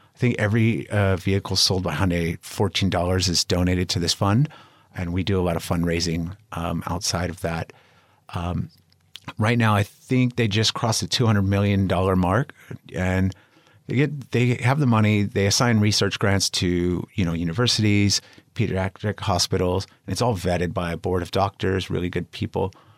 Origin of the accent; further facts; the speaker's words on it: Los Angeles, California, United States; moved away as an adult; now in Spain; I'm from the U S, um, I'm from Los Angeles, but I'm living in Spain now